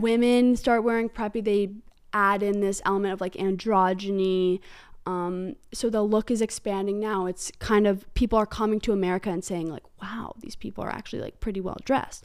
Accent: Hanover, New Hampshire, United States; the specific brand of prep I grew up around was on the Dartmouth campus.

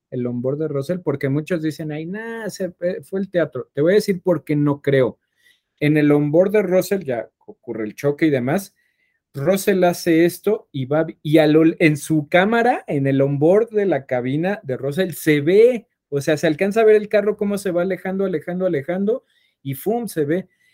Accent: Mexico; somos mexicanos

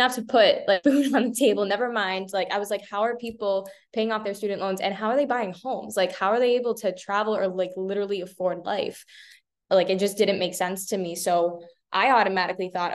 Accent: Boston, Massachusetts, United States; now in Tampa, United States; I'm originally from Boston. I live in Tampa here.

